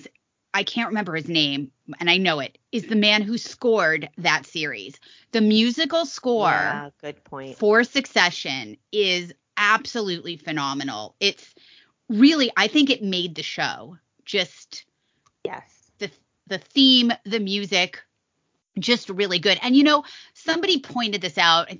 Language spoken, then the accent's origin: English; Las Vegas, Nevada, United States; I'm from Vegas